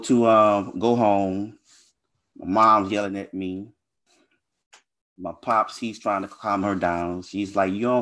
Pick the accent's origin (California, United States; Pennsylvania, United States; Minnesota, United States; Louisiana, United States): Louisiana, United States; I was raised in Louisiana, so I grew up in a pretty bad neighborhood